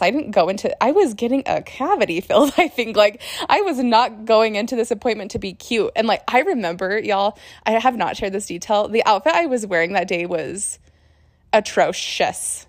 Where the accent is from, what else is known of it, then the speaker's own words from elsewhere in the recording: Utah, United States; now in Las Vegas, United States; I'm from Utah. I live in Las Vegas